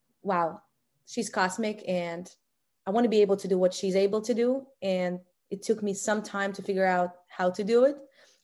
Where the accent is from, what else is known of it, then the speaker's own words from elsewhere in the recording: Russia; born there; I was born in Russia.